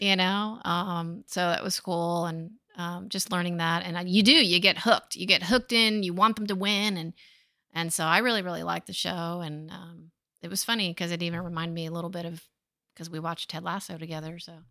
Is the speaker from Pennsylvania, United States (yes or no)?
no; Point Pleasant, New Jersey, United States; where I grew up in Point Pleasant, New Jersey